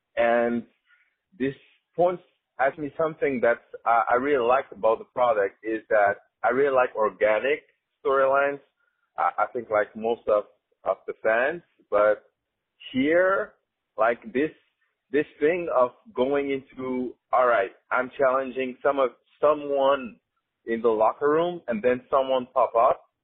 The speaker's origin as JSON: {"language": "English", "country": "France", "said": "I'm from France"}